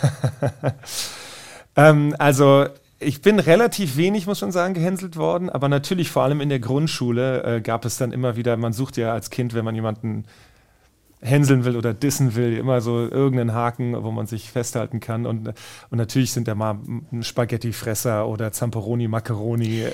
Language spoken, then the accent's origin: German; Wiesbaden, Hesse, Germany; moved away as an adult; ich bin in Wiesbaden geboren, in äh, Wiesbaden aufgewachsen